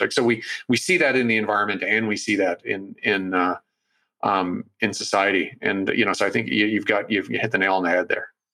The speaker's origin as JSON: {"language": "English", "town": "Toronto", "region": "Ontario", "country": "Canada", "tie": "born or raised there", "moved": "yes", "lives_now": "Vancouver, Canada", "said": "my hometown of Toronto"}